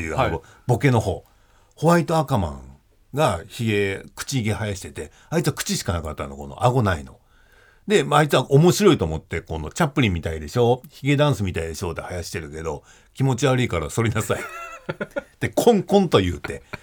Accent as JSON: {"language": "Japanese", "town": "Koga", "region": "Fukuoka", "country": "Japan", "tie": "born or raised there", "moved": "as an adult", "lives_now": "Tokyo, Japan", "said": "僕の地元の福 岡県、古河市"}